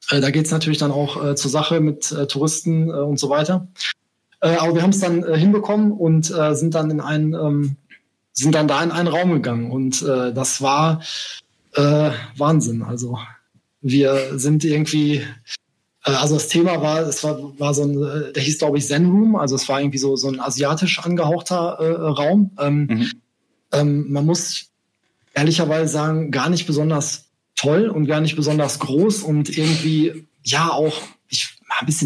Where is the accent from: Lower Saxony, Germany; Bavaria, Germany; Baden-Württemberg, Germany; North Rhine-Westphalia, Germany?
North Rhine-Westphalia, Germany; Bochum; also born or lived in Essen; jetzt gerade bin ich in äh, NRW, äh, genauer gesagt in Bochum. Das ist auch meine äh, Heimatstadt. Zwar bin ich in Essen um die Ecke geboren, aber in äh, Bochum aufgewachsen.